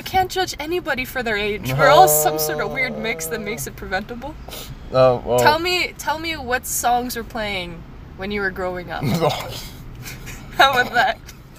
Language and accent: English; Philippines; I am Filipino. Trust we.